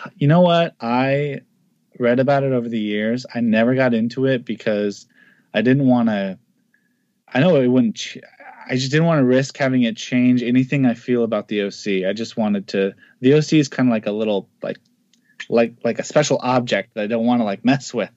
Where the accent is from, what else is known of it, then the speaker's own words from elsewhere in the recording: the Northwest, Pacific Northwest, United States; I'm from the Northwest